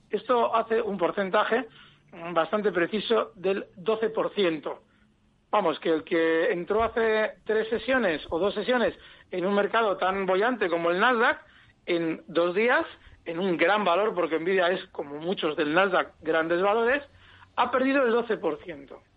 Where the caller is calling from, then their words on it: Alcobendas, Community of Madrid, Spain; Buenos días … de Alcobendas.